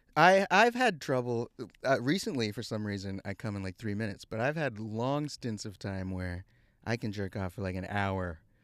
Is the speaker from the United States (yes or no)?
yes; Houston, Texas, United States; moved away; I was raised in Houston